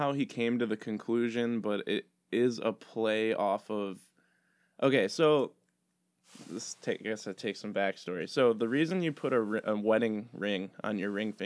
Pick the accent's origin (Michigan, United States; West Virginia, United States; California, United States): Michigan, United States; Flint; moved away as an adult; now in Oak Park, United States; I lived like in the Flint area